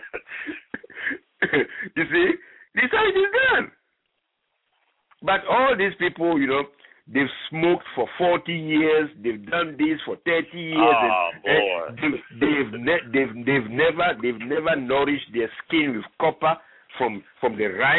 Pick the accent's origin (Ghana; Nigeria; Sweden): Ghana; moved away; I'm originally from Ghana